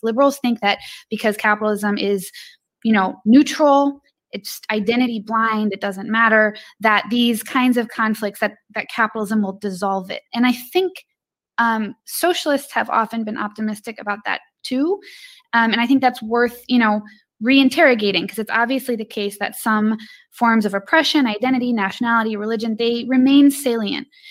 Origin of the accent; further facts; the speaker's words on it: Illinois, United States; I'm from Illinois.